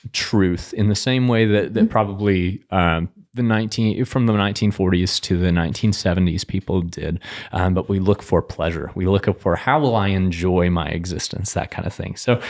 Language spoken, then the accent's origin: English; Denver, Colorado, United States; now in Hays, United States; I'm from Denver. Yes. It's amazing there. My parents still live there. My sister still lives there as well. But I still cling to that Coloradan identity, even though I've been in Hayes almost 10 years now.